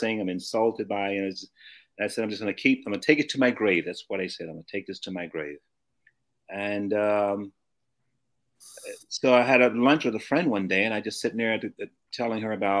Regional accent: Memphis, Tennessee, United States; moved away; also born or lived in St. Louis, Missouri / Los Angeles, California; I was born in Memphis, Tennessee, in the deep south

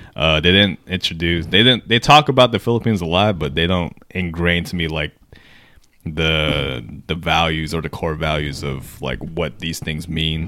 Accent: United States; as an American Filipino

